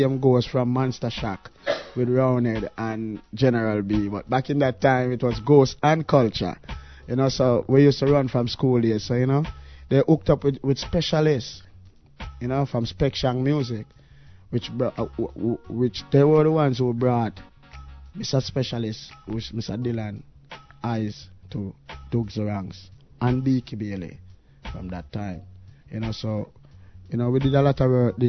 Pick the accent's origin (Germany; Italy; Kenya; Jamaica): Jamaica; Portmore, Saint Catherine; also born or lived in Kingston, Jamaica; I was born in Kingston, but I left Kingston from an early age, you know. I went to grow up in a place they call Portmore.